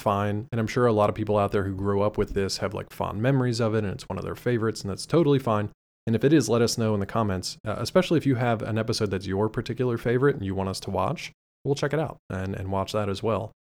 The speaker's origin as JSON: {"language": "English", "country": "United States", "said": "we're American"}